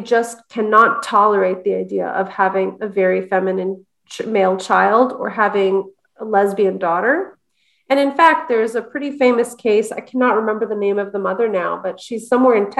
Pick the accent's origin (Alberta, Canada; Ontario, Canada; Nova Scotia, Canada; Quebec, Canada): Quebec, Canada; Montreal; I'm from Montreal too, by the way. I was born in Montreal.